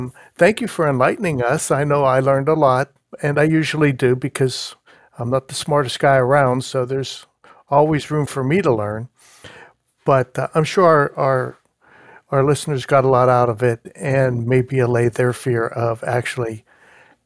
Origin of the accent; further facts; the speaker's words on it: Pittsburgh, Pennsylvania, United States; moved away; I'm from Pittsburgh originally